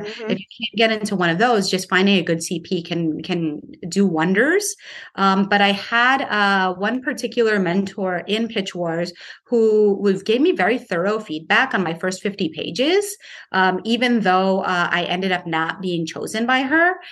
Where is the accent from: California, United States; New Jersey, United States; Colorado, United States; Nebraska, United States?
New Jersey, United States; Paterson; my hometown of Paterson, New Jersey